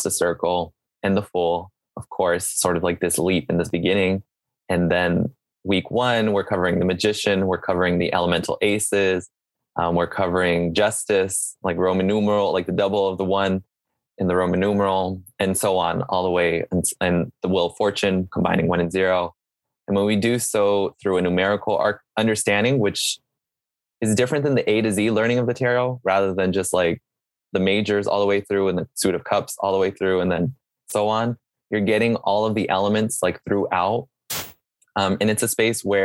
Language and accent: English; Serrano land, California, United States; I grew up on Serrano land. I'm still on Serrano land